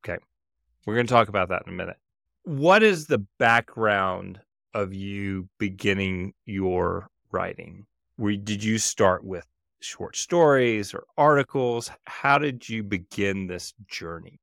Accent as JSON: {"language": "English", "region": "Mississippi", "country": "United States", "tie": "born or raised there", "said": "growing up in Mississippi"}